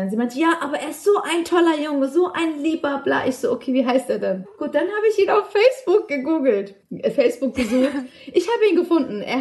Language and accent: German; Germany; ich habe immer meinem Vater gesagt, ich bin eine Deutsche und ich lebe in Deutschland